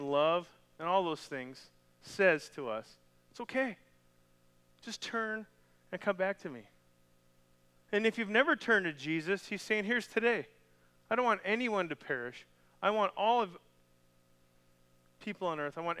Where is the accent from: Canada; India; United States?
Canada; moved away; I'm from Canada